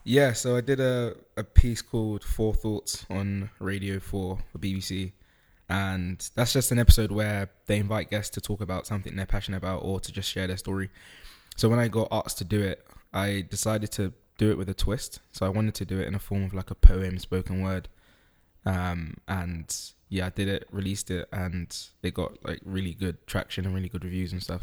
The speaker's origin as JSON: {"language": "English", "country": "United Kingdom", "tie": "born or raised there", "also_born_or_lived": "Netherlands", "said": "I was born in Holland. I moved to the U K when I was about four. So I started education here"}